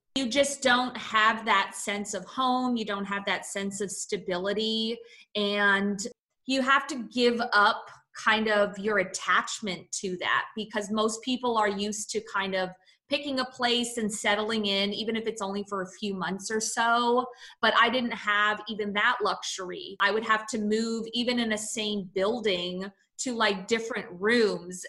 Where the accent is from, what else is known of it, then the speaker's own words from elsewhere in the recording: San Francisco, California, United States; I grew up in San Francisco, California, which is very liberal